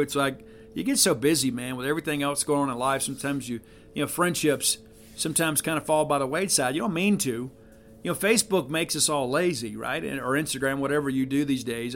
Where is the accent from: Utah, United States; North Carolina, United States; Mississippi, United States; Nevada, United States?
Mississippi, United States; South; I'm from the South. I'm from South Mississippi